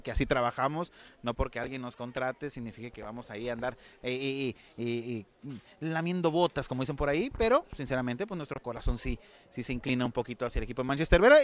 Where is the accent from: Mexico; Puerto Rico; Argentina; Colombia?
Mexico; San Luis Río Colorado, Sonora; Nosotros venimos de San Luis Río Colorado, Sonora